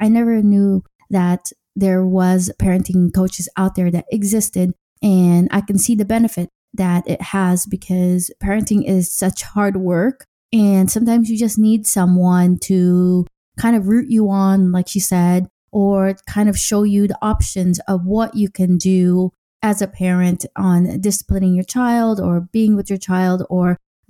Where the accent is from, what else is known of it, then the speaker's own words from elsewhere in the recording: Los Angeles, California, United States; but I was raised in Los Angeles in US.